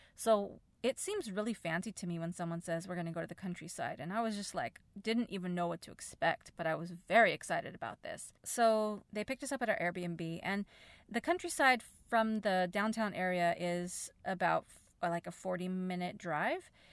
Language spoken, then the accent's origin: English; United States; as an American, I don't speak Spanish